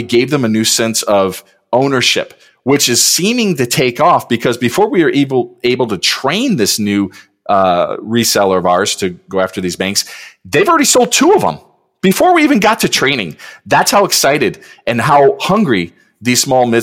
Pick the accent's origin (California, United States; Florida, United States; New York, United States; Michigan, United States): Michigan, United States; Detroit; I just grew up in Detroit. You know, I grew up in Michigan